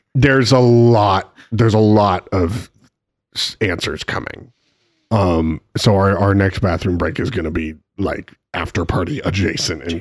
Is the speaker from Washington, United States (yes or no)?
yes; Spokane, Washington, United States; moved away; growing up in Spokane